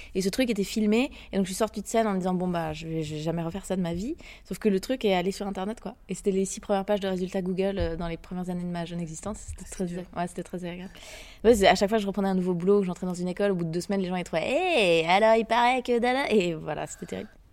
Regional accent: Geneva, Switzerland; also born or lived in France; Je viens de Genève, en Suisse. J'ai passé le gros de ma vie là-bas, mais aussi un peu en France.

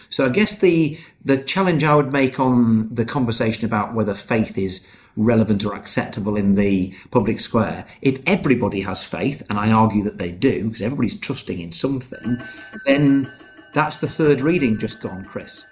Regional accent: United Kingdom; I'm British, yes, I suppose I am.

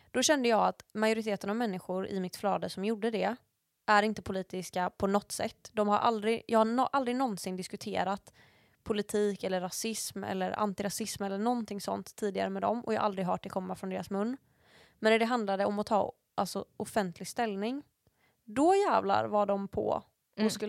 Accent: Sweden; Det är min pappa som är från USA och jag är liksom svensk.

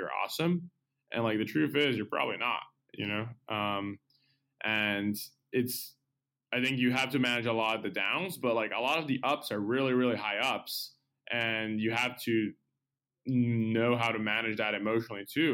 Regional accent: Brazil; moved away as an adult; now in San Francisco, United States; I'm originally from Brazil

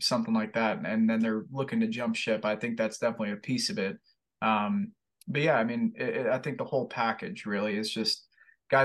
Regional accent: Fort Lauderdale, Florida, United States; now in Buies Creek, United States; I'm from Fort Lauderdale, Florida, man, and I grew up in a city

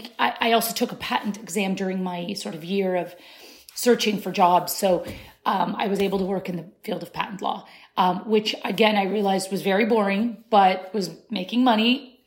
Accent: Kansas, United States; born or raised there; first language Arabic; English is a second language; moved away as an adult; also born or lived in Syria; now in Washington, DC, United States

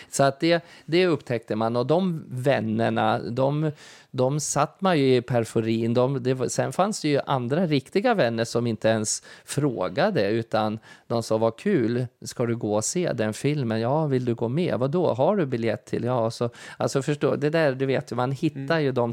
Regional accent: Kalmar, Kalmar County, Sweden; jag tog fighten för dem

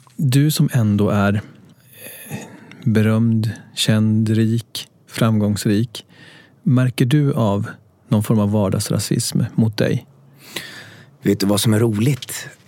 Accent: Gothenburg, Västra Götaland, Sweden; accent: Gothenburg dialect (göteborgska); jag växte upp i Frölunda

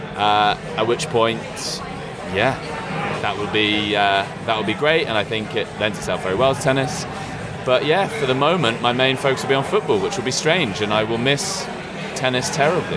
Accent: United Kingdom; as a British person

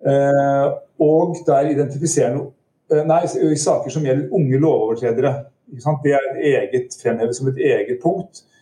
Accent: Southwestern Norway, Norway; Jeg, jeg vokste opp på Sør-Vestlandet, det, det, er ingen som kan høre.

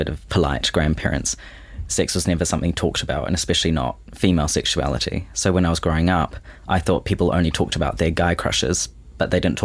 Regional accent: Auckland, New Zealand; born and raised in Auckland

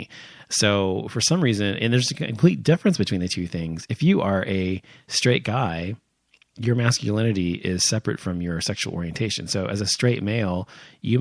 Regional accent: United States; growing up in America, as I have

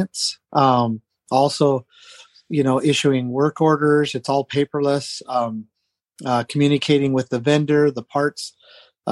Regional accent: Southern Nevada, United States; now in Idaho, United States; I grew up in Southern Nevada on a ranch.

